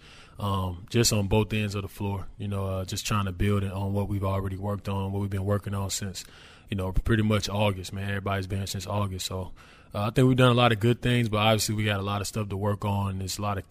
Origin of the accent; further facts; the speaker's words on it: Charlotte, North Carolina, United States; now in New Orleans, United States; I'm from Charlotte, North Carolina, which is pretty small.